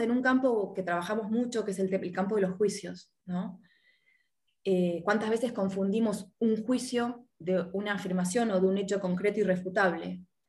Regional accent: Argentina; also born or lived in Miami; now in Uruguay; soy argentina, estoy viviendo en Uruguay

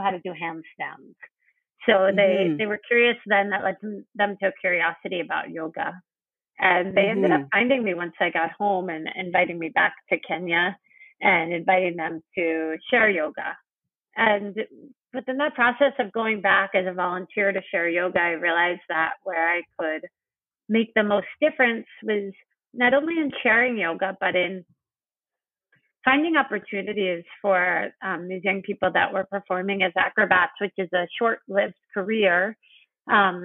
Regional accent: New York, United States; I'm from New York, born and raised.

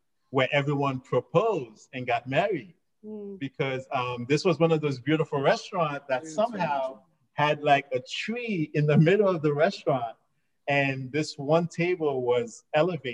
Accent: New York, United States; I grew up in New York.

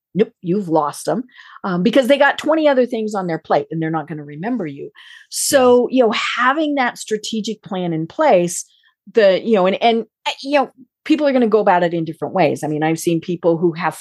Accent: Colorado, United States; I'm from Colorado

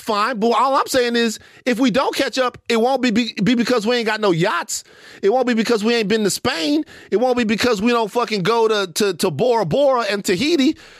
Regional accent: Baton Rouge, Louisiana, United States; I'm from Baton Rouge, a place where we don't dick ride, right?

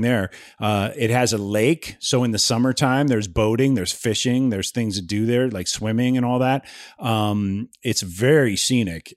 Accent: Ohio, United States; moved away; I grew up in Ohio

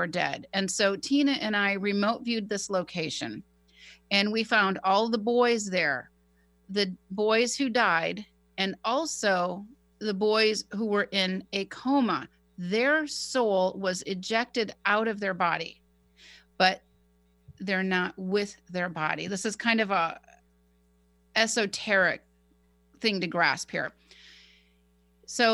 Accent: Poway, California, United States; my hometown in Poway

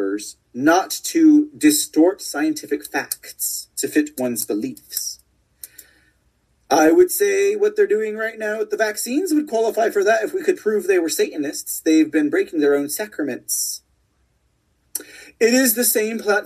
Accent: Texas, United States; my rights as a Texan

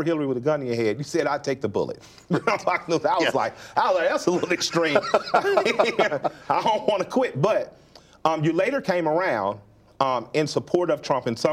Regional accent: the South, United States; I'm a Southerner.

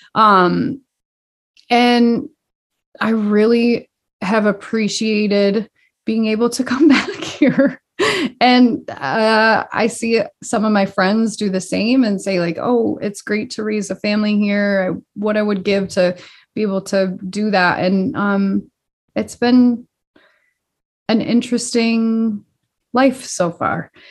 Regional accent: Dalton, Massachusetts, United States; also born or lived in Boston; I grew up in Dalton

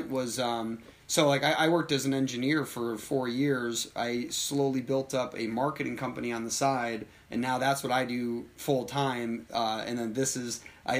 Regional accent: United States; I'm from America

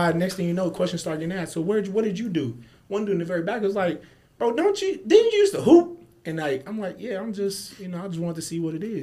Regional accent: Kansas City, Missouri, United States; moved away as an adult; now in Phoenix, United States; my hometown. Yeah, I'm hometown. from Kansas City.

